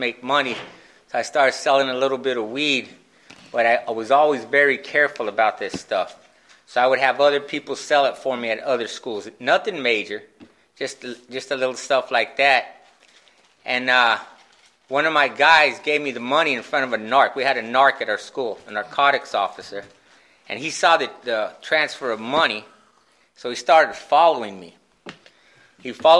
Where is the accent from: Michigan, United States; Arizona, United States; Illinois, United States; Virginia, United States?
Arizona, United States; Phoenix; I grew up in West Phoenix